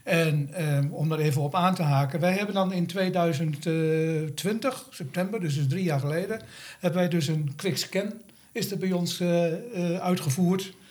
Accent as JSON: {"language": "Dutch", "region": "Gelderland", "country": "Netherlands", "said": "Ehm, wij komen van de Veluwe af en we wilden allebei eerder stoppen met werken."}